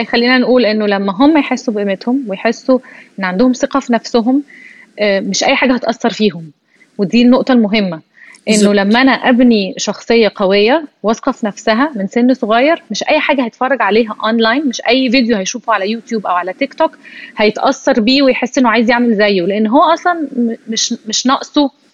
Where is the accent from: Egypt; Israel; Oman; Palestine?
Egypt; احنا كمصريين